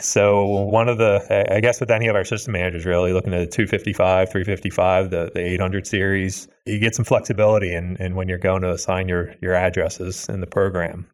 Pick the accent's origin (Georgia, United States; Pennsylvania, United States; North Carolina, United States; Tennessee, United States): Pennsylvania, United States; I'm from Pennsylvania